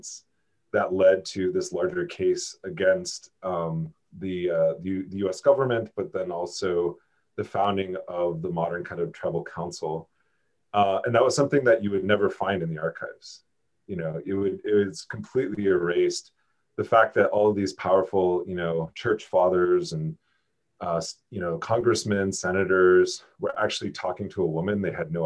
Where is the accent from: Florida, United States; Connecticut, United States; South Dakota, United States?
South Dakota, United States; now in Albuquerque, United States; I was born and raised in South Dakota. So I'm a transplant here in Albuquerque right now